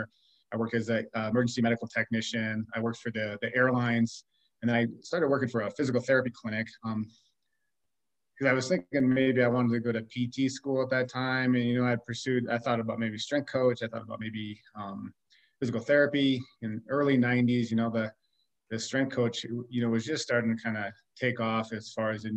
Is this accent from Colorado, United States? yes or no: yes; Colorado, United States; also born or lived in Wisconsin; I was born in the state of Wisconsin. I grew up here in Colorado.